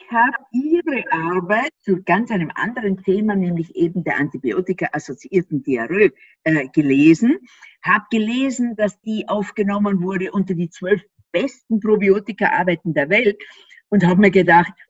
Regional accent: Austria; ich bin ja Österreicherin und die haben ja manchmal so einen Minderwertigkeitskomplex den Deutschen gegenüber.

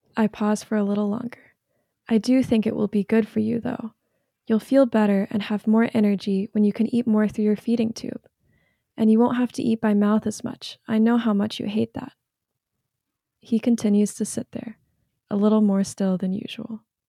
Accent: North Carolina, United States; I'm from North Carolina

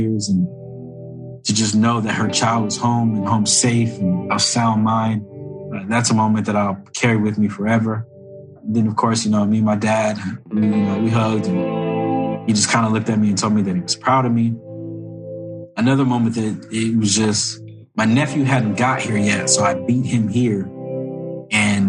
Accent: Corona, California, United States; I grew up in Corona, California

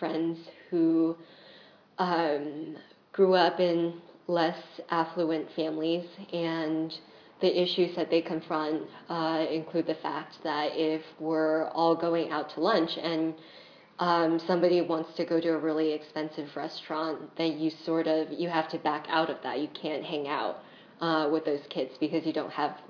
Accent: Bay Area by San Francisco, California, United States; moved away as an adult; I grew up in the Bay Area by San Francisco

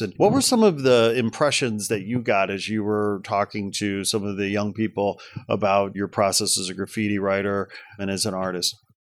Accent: United States; as a American taxpayer

